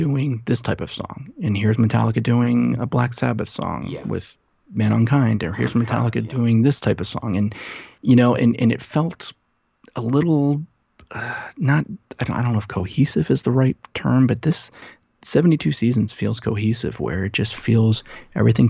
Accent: New Jersey, United States; moved away; I grew up in New Jersey

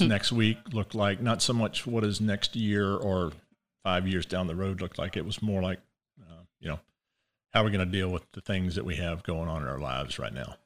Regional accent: Columbia, South Carolina, United States; moved away; Born and raised in Columbia, South Carolina

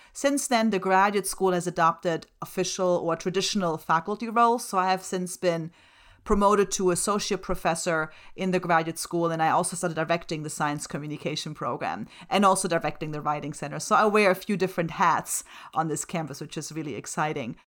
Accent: Germany; first language German and Slovak; English is a second language; moved away; My first languages are German and Slovak. I was born and raised in Germany.

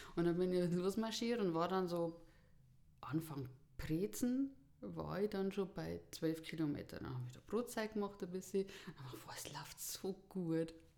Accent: Buch am Buchrain, Bavaria, Germany; also born or lived in Taufkirchen; komme aus Buch am Buch rein im Landkreis Erding

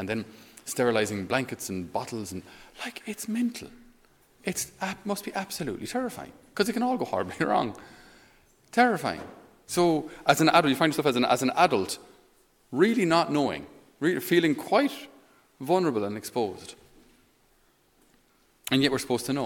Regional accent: Ireland; they have a certain expectation of us as Irish. They expect us to be, you know, hard-working Irish Catholics

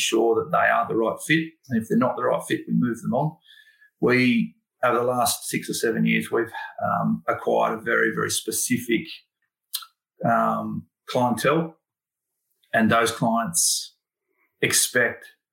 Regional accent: Sydney, New South Wales, Australia; I grew up in Thornley

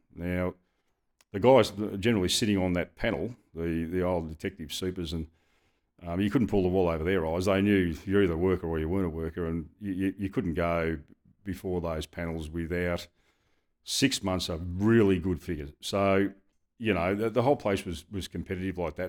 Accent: Dandenong, Victoria, Australia; I grew up in Dandenong

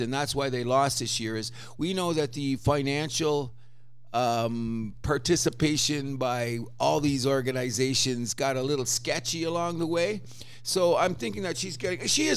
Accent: Windsor, Ontario, Canada; I grew up in Windsor

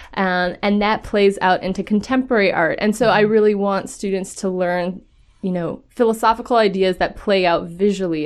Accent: Minnesota, United States; I'm a nobody from Minnesota

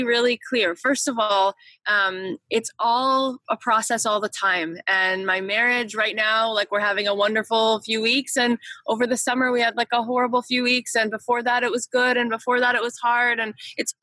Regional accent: East Coast, United States; moved away as an adult; now in Los Angeles, United States; I grew up on the East Coast

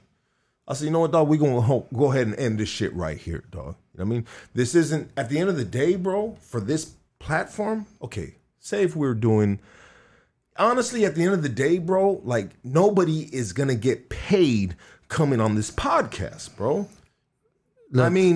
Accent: Los Angeles, California, United States; I'm from Highland Park.

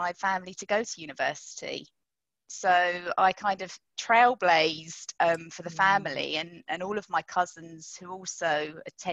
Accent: London, United Kingdom; I grew up in London

